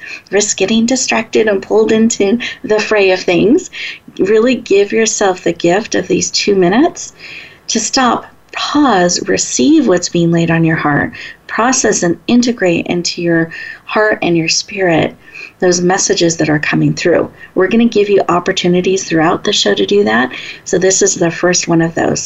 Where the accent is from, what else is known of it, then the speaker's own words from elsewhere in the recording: Washington, United States; now in Northern California, United States; I was born in Washington State